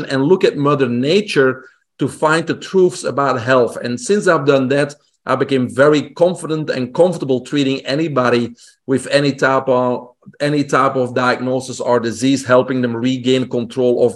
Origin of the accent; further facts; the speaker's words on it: Belgium; English is a second language; moved away; also born or lived in Brussels; I grew up in Belgium, in Europe, single home family